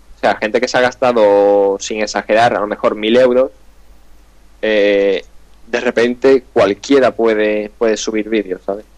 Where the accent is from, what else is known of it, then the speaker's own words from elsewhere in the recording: Andalusia, Spain; accent: Andalusian; estoy intentando quitar mi acento andaluz